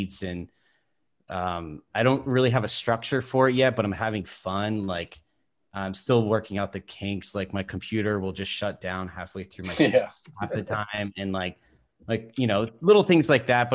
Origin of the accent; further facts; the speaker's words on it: Vermont, United States; moved away as an adult; also born or lived in Burlington, Vermont; now in Los Angeles, United States; I grew up in Vermont, DJing around the Burlington scene for many years.